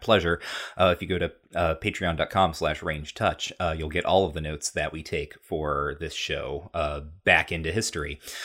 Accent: United States; I'm an American.

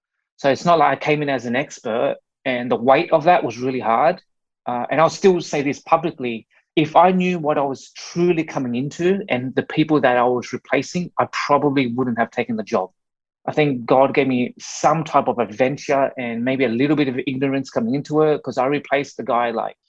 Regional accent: Australia; born and raised in Australia by Vietnamese immigrant parents who escaped the Vietnam War in mid-70s, and they landed in Australia. And I was that sort of first generation born in Australia.

